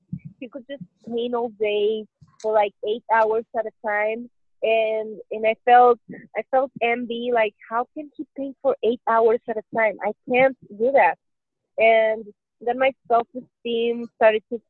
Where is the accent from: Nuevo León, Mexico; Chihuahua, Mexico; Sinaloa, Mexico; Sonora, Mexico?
Sonora, Mexico; Hermosillo; now in Mexico City, Mexico; I am originally from Hermosillo, Sonora, which is 3 hours away from the Arizona border, but I currently live in Mexico City.